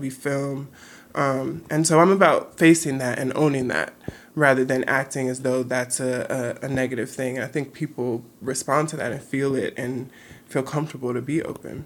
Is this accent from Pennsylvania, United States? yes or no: no; Los Angeles, California, United States; Growing up in South Central L A, you know, my mom pushed me in education